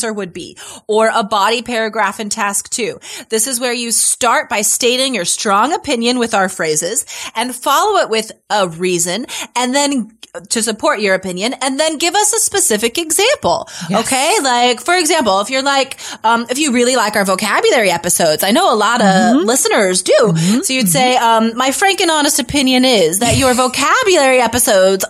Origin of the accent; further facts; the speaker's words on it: Nevada, United States; now in Portland, United States; I'm from Nevada